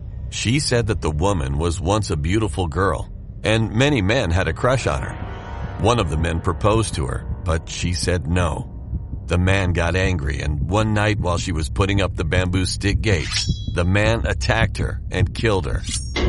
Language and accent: English; India; I'm from India, and this story I'm going to tell will never be forgotten in my life.